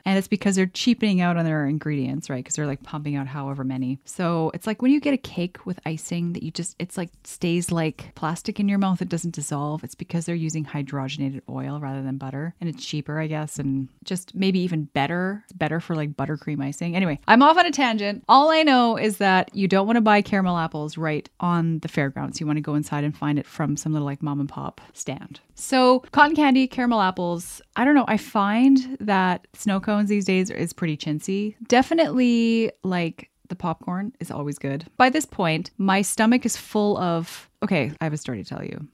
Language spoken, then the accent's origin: English; Canada; I'm from Canada